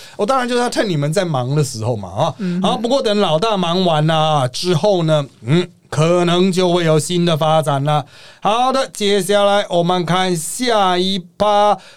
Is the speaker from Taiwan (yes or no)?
yes; Taiwan; 不是我们台湾人都在那边转传吗？